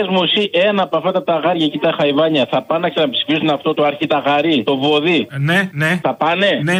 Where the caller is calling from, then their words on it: Patras, Western Greece, Greece; από Πάτρα.